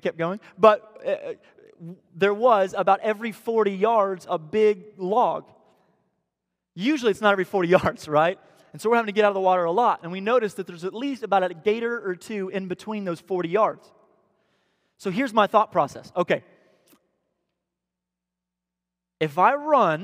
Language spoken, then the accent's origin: English; Missouri, United States; now in Tampa, United States; I'm from Missouri, where Pierce is from